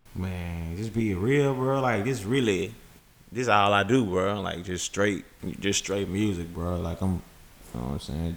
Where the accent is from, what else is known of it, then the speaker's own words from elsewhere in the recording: Memphis, Tennessee, United States; We we're born and raised in Memphis